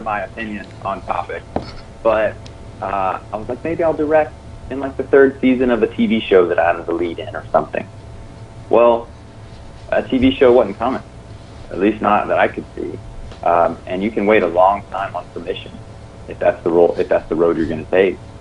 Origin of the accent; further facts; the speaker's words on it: South Carolina, United States; I grew up in the South, in South Carolina